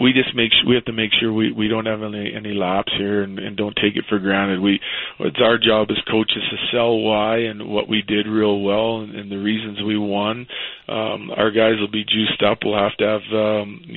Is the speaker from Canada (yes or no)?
yes; Western Canada, Canada; Growing up in Western Canada in a small town, there's ample rinks